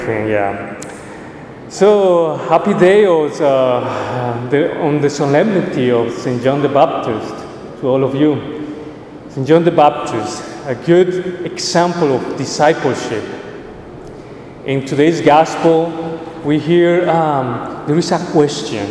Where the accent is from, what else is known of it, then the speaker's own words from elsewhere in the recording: Colombia; moved away; I'm originally from Colombia